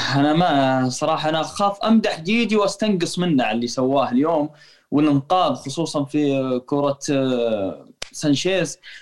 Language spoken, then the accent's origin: Arabic; Saudi Arabia; عندنا في السعوديه نقول لاعب خشاش